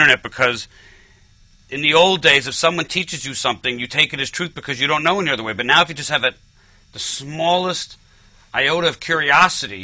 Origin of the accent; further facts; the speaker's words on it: New York City, New York, United States; Manhattan, because I grew up in Manhattan